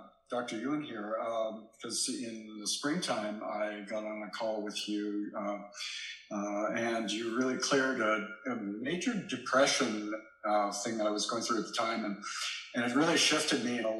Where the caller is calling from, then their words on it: Nelson, British Columbia, Canada; I'm from Canada, Nelson, BC.